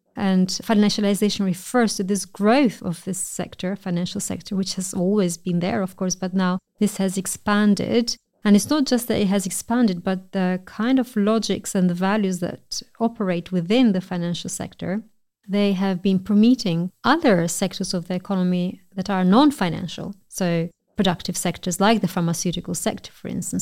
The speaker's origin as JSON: {"language": "English", "country": "Albania", "also_born_or_lived": "United Kingdom", "moved": "as an adult", "said": "I'm originally from Albania"}